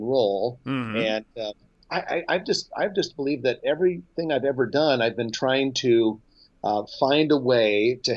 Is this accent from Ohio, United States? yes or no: no; Nebraska, United States; I grew up in Nebraska and I live here now